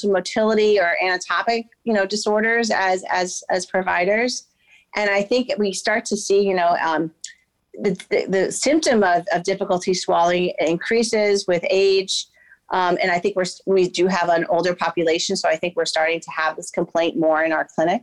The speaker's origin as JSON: {"language": "English", "town": "Miami", "region": "Florida", "country": "United States", "tie": "born or raised there", "also_born_or_lived": "Durham, North Carolina / Philadelphia, Pennsylvania", "said": "I am a native of Florida. I grew up in Miami, Florida."}